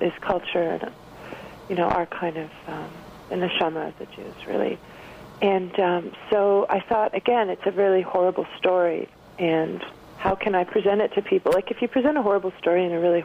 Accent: Montreal, Quebec, Canada; growing up in Montreal with a Belgian mom and a French-Canadian

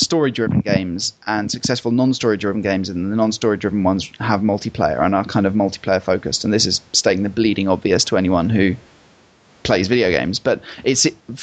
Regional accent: Essex, East of England, United Kingdom; Essex is my hometown. Home county.

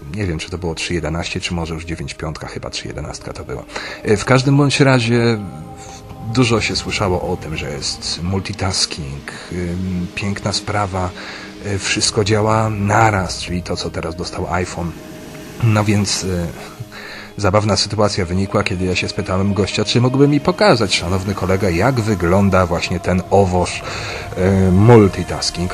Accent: Pomeranian Voivodeship, Poland; ja z Pomorza

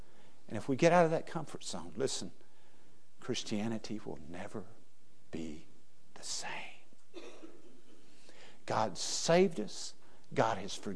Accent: West Texas, United States; moved away; also born or lived in Louisiana; I was raised in West Texas where the ground is flat

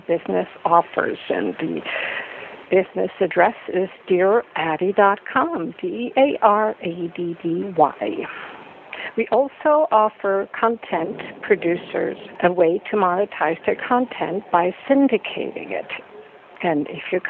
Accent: Switzerland; I grew up in the Swiss mountains

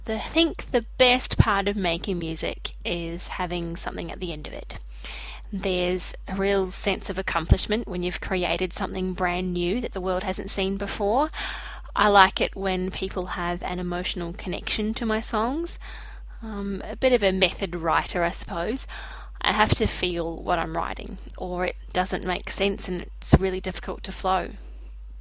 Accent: Wellington, New Zealand; now in Brisbane, Australia; I live in Brisbane, Australia, but I'm originally from Wellington in New Zealand

